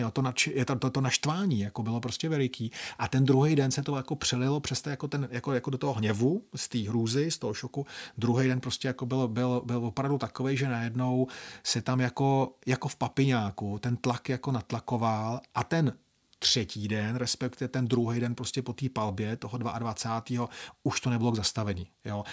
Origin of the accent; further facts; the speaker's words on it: Czechia; mojí vlasti